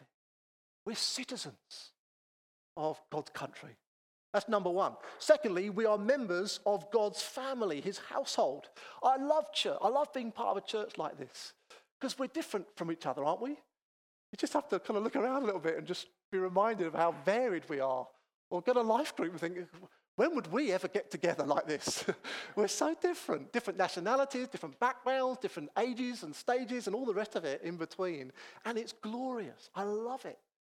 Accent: Chatham, South East England, United Kingdom; also born or lived in Manchester; I grew up in Chatham in North Kent, not too many miles from here, but I wasn't born in Kent. I'm a Mancunian.

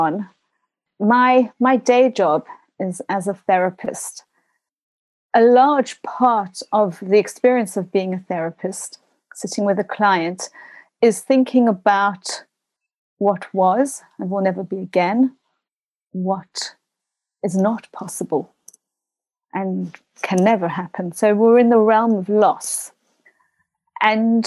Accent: South Africa; moved away as an adult; now in United Kingdom; a South African, having grown up during those years, having gone to what I now understand is called, and understandably so, an apartheid school

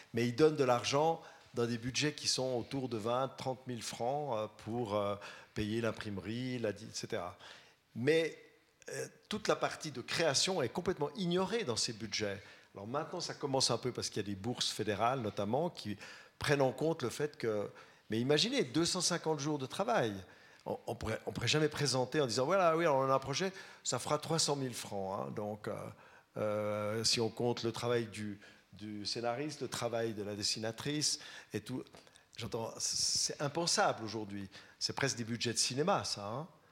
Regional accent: Vaud, Switzerland; je suis vaudois

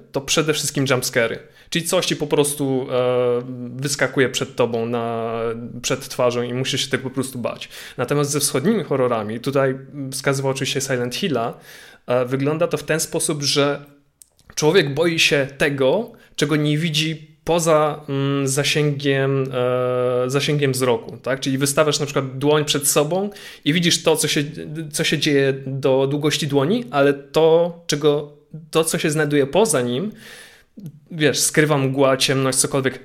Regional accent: Łódź, Łódź Voivodeship, Poland; mojej rodzinnej miejscowości, czyli do Łodzi

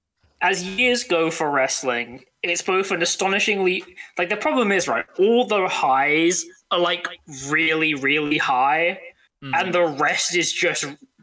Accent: United Kingdom; We are unfortunately British.

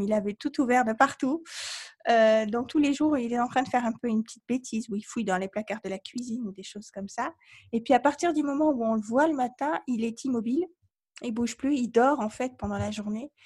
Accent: Provence-Alpes-Côte d'Azur, France; je suis française euh, d'origine de Provence, donc il y a une vraie tradition en Provence

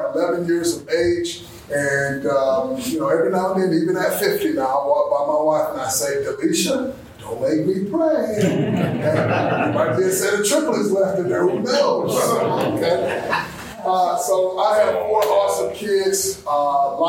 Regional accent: Saginaw, Michigan, United States; born and raised here in the city of Saginaw. Born and raised in Saginaw

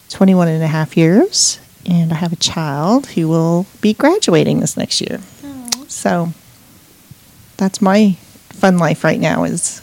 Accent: Montana, United States; now in Texas, United States; and I've been here for 5 years now. I can't believe it's been 5 years. And I grew up in Montana.

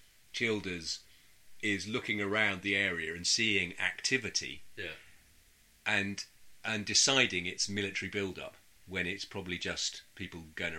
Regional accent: Norfolk, East of England, United Kingdom; I'm from Norfolk, mate.

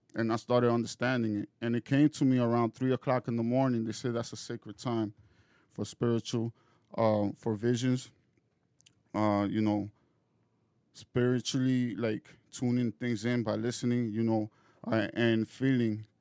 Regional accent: Dominican Republic; moved away; I'm originally from Dominican Republic

